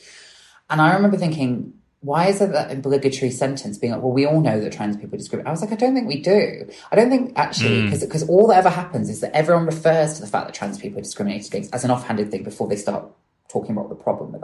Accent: Bristol, South West England, United Kingdom; I grew up in Bristol

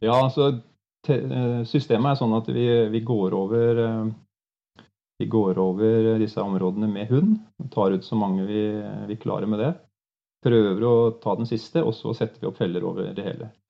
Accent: Lågendalen, near Larvik, Vestfold, Norway; moved away as an adult; also born or lived in Ås / Vest-Agder; jeg er født i Lågendalen, opp for Larvik

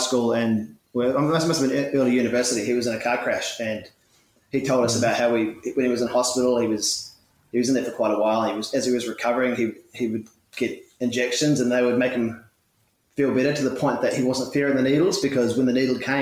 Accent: Dunedin, Otago, New Zealand; moved away as an adult; now in Melbourne, Australia; I have a mother and a father and two brothers back in New Zealand, back in my hometown of Dunedin

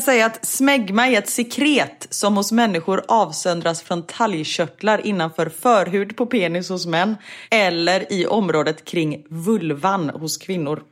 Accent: Gothenburg, Västra Götaland, Sweden; moved away; jag är från Göteborg och då säger man äpplemust

